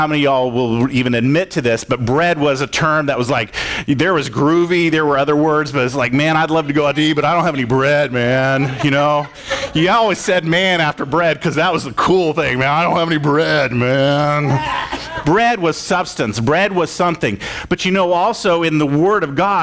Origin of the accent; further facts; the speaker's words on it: Florida, United States; I grew up in Florida, and there was a lake across the street